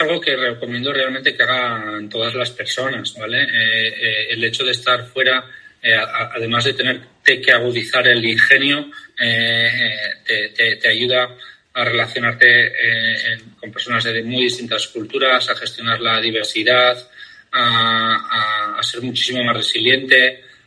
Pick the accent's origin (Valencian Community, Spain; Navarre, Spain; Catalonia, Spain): Navarre, Spain; Pamplona; moved away as an adult; soy de Pamplona